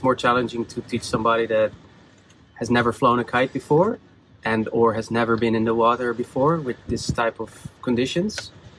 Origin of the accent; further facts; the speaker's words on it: Amsterdam, North Holland, Netherlands; Amsterdam, Netherlands.